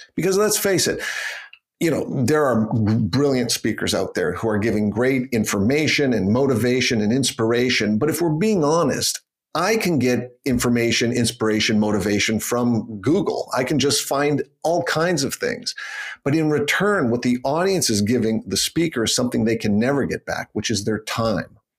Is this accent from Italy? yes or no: no; Canada; moved away as an adult; also born or lived in Toronto, Canada; now in Geneva, Switzerland; I'm from Canada and I'm trained as a lawyer